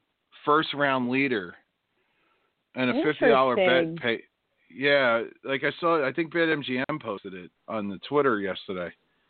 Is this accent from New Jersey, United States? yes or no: yes; Jersey City, New Jersey, United States; I'm from Jersey City. We're Duke fans.